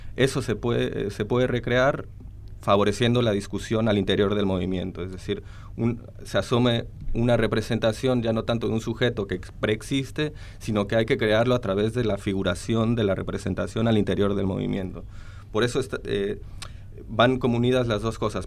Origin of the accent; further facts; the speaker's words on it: Mexico; moved away as an adult; now in Argentina; soy mexicano eh, y vine acá a hacer el doctorado